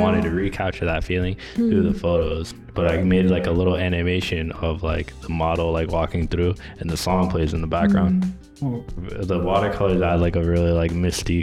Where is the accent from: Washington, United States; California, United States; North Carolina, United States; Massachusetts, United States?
Massachusetts, United States; Boston; now in New York, United States; I'm originally from Boston, Massachusetts